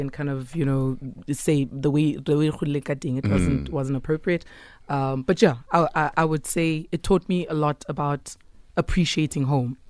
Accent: Soweto, Gauteng, South Africa; I'm from Soweto.

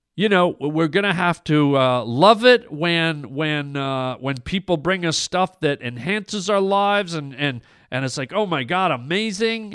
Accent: Canada; I'm Canadian

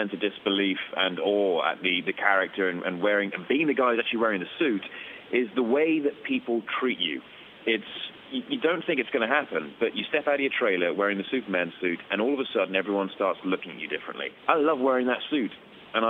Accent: United Kingdom; I'm British

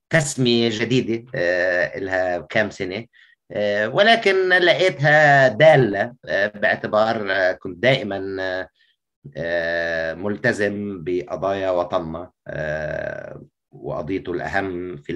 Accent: Beirut, Beirut Governorate, Lebanon; يعني شوف اكيد انه خلقت في بيروت وبالتالي وخلقت لعائله سياسيه آه، وبالتالي كمان تربيت في أوساط الحرب الأهلية

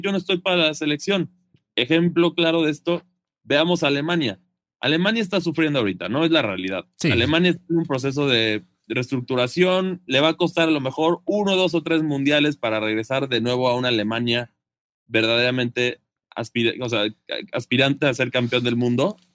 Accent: Mexico; siendo mexicano

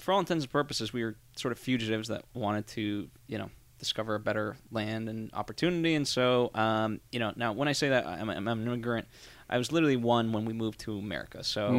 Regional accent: Connecticut, United States; also born or lived in Massachusetts; I grew up in Connecticut primarily.

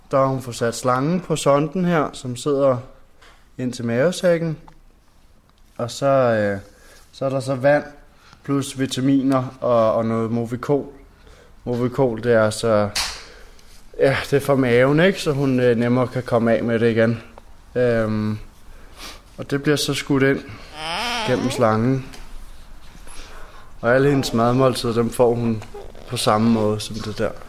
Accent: Rødovre, Capital Region of Denmark, Denmark; og øh, ja, jeg er fra Rødovre, og jeg arbejder som tatovør.

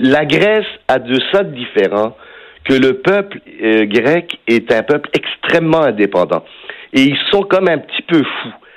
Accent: Villemar, Quebec, Canada; je suis un gars de Villemar, mais malgré mon accent

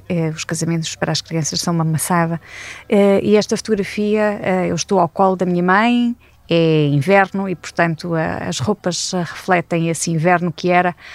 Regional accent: Coimbra, Coimbra District, Portugal; born there; porque eu nasci em Coimbra, eh, mas eh, por força das, das circunstâncias de trabalho dos meus pais, andei um bocadinho por vários sítios do nosso país até aos 12 anos.

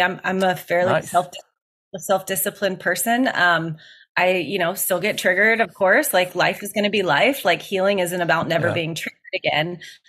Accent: Gulf Coast, United States; I grew up around in the Gulf of Mexico, and I grew up around the ocean

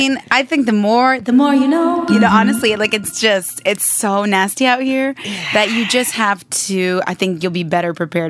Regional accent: Michigan, United States; moved away as an adult; also born or lived in New York; now in Los Angeles, United States; I grew up in Michigan.

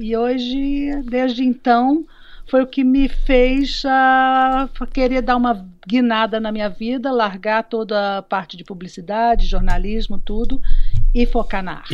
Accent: Belo Horizonte, Minas Gerais, Brazil; moved away as an adult; also born or lived in Rio de Janeiro / Lisbon; now in São Miguel, Portugal; em Belo Horizonte, lá nasci, uhum. lá me criei

